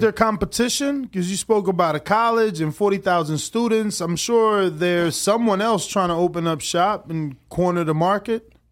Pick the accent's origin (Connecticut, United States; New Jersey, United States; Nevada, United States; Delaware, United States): New Jersey, United States; moved away; I'm from New Jersey